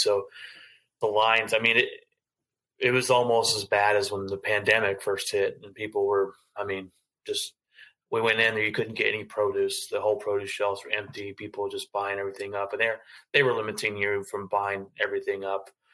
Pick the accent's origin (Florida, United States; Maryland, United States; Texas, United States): Texas, United States; Fort Worth; I'm born and raised in Fort Worth